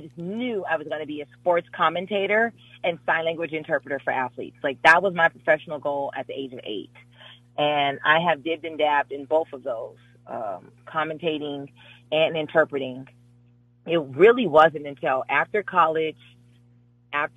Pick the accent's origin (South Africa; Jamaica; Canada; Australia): Jamaica; I am Jamaican